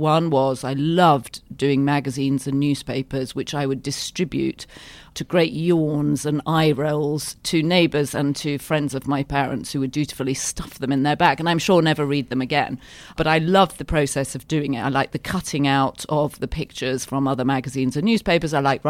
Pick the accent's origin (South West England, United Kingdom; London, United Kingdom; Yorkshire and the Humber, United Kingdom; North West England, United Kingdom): Yorkshire and the Humber, United Kingdom; moved away; I grew up in Yorkshire, which is like the Texas of Britain. It's a proud, free state and not always liked by the other counties in Britain.